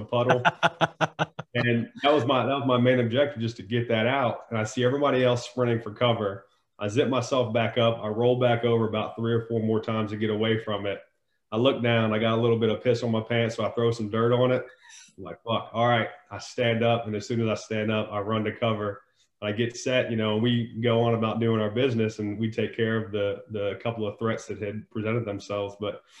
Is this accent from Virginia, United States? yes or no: yes; Northern Virginia, United States; I was born in Northern Virginia, born and raised there.